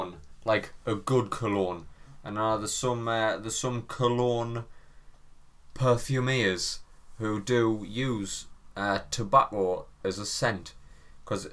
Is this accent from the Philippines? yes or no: no; England, United Kingdom; we are English